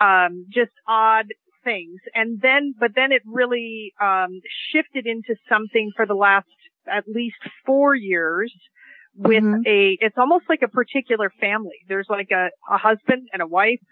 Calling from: Seattle, Washington, United States; I'm calling in from Seattle, Washington

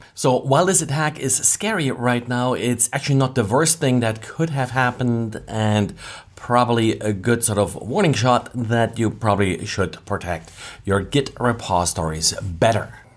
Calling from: Jacksonville, Florida, United States; I'm calling from Jacksonville, Florida

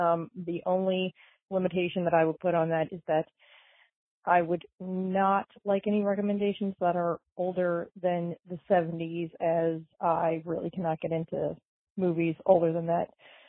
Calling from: Pennsylvania, United States; I'm calling from Pennsylvania.

